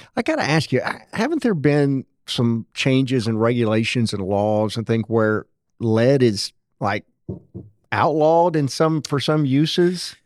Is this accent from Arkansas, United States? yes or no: yes; Rose City, Arkansas, United States; I grew up in Rose City